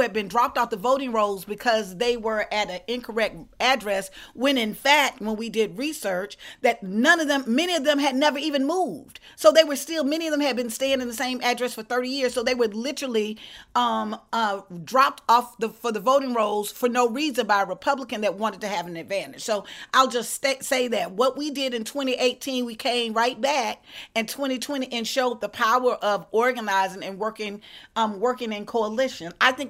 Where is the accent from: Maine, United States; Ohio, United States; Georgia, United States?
Georgia, United States; Let's say the state of my home state of Georgia.